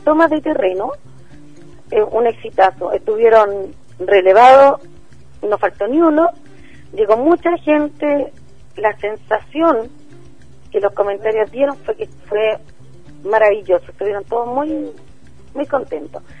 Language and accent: Spanish; Santiago, Santiago Metropolitan Region, Chile; somos de Ferronavia